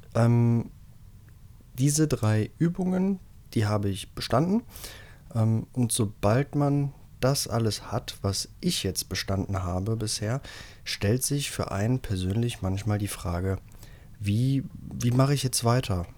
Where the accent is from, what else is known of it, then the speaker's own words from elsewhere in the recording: Rhineland, Germany; bei uns im Rheinland